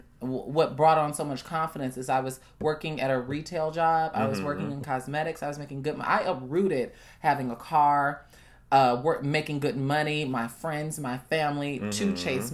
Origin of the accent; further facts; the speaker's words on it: Chicago, Illinois, United States; I'm from Chicago. I know the lay of the land